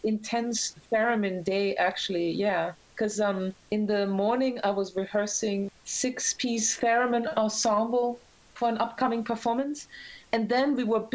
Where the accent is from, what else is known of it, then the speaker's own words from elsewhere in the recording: Graz, Styria, Austria; moved away as an adult; also born or lived in Vienna, Austria; now in New York, United States; I'm from Austria. I was born in Graz, and I studied musicology in Vienna